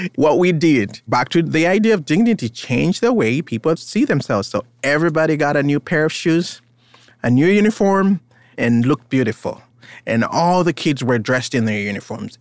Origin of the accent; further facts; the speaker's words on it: Uganda; now in United States; I was born in Uganda. I am Ugandan in some way, but I live in America.